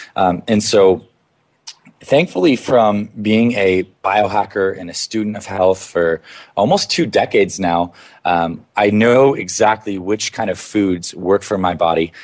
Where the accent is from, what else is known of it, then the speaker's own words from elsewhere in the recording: Canada; I grew up in Canada.